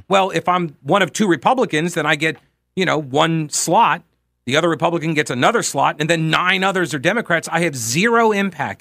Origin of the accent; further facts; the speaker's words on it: Long Island, New York, United States; now in Charlotte, United States; I grew up in Long Island.